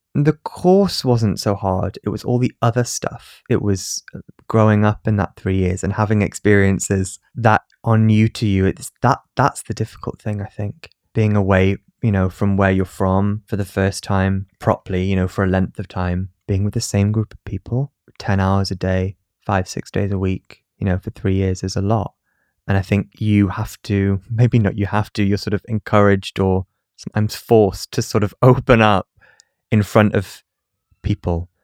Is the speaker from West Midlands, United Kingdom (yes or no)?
no; Newcastle upon Tyne, North East England, United Kingdom; accent: northern; I was from Newcastle and I had a, an accent